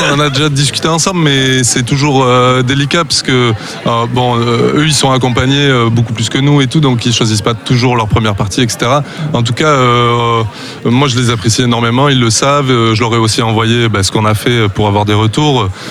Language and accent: French; Tarn, Occitania, France; on est deux à venir du Tarn